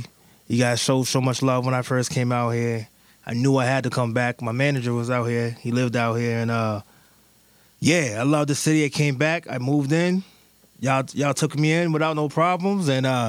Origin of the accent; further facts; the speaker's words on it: New York City, New York, United States; moved away as an adult; now in Chicago, United States; I'm from the Bronx, Co-op City, New York.